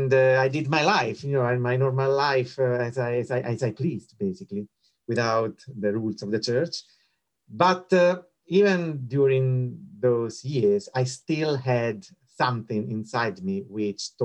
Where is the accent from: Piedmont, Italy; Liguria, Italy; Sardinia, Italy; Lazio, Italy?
Lazio, Italy; Rome; moved away; I was born and bred in Rome